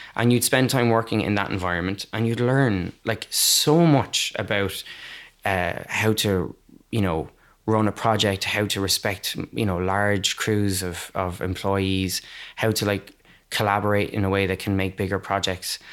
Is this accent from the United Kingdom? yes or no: no; Waterford, Munster, Ireland; now in Cork, Ireland; I'm not from Cork, I'm from Waterford